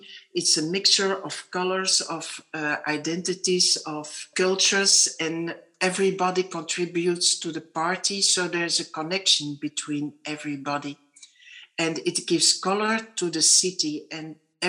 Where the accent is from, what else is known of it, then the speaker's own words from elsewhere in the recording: DR Congo; born there; English is a second language; that's my little wink, because I was born in Congo